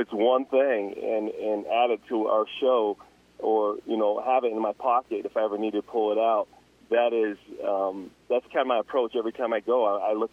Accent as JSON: {"language": "English", "town": "Roosevelt", "region": "Utah", "country": "United States", "tie": "born or raised there", "also_born_or_lived": "Heber City, Utah", "said": "So I grew up in Roosevelt, Utah."}